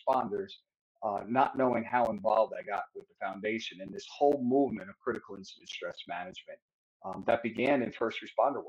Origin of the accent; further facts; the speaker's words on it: Peekskill, New York, United States; I'm from New York. I grew up in, started my life and growing up in Peekskill